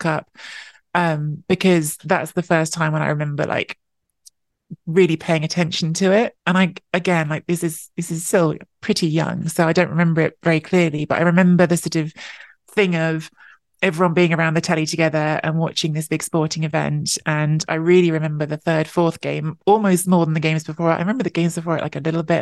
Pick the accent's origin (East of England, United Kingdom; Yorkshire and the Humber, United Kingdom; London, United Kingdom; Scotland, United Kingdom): London, United Kingdom; also born or lived in Canada; I was born and grew up in London